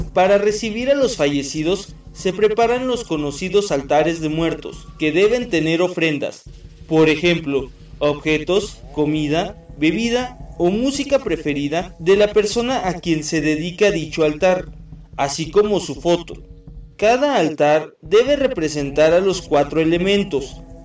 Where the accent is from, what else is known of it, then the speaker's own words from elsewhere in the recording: Mexico; nuestra identidad como mexicanos